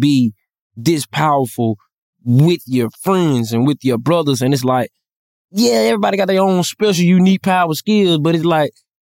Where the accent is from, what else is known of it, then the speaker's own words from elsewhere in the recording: Atlanta, Georgia, United States; I'm from Atlanta